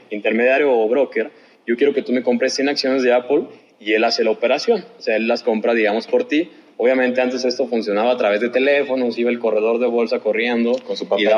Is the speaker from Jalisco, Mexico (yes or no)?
yes; Guadalajara, Jalisco, Mexico; de donde soy, de Guadalajara